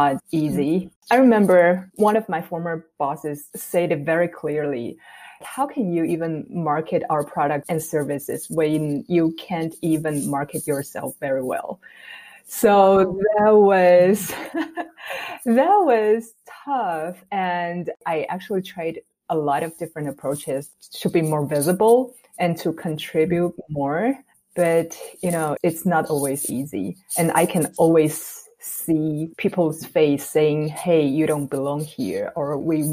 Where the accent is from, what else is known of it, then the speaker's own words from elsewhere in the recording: Taiwan; moved away as an adult; also born or lived in Minnesota, United States; I'm born and raised in Taiwan, and I went to school in the U.S. for my graduate degree in University of Minnesota